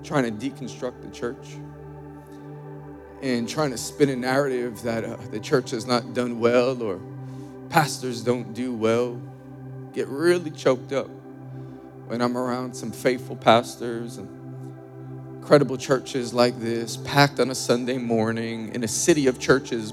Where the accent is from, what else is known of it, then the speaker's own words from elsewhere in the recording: New York, United States; Born and raised in New York